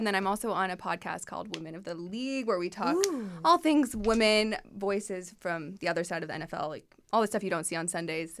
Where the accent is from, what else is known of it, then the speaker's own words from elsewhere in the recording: an hour north of LA, California, United States; also born or lived in Detroit; Well, I grew up like an hour north of LA.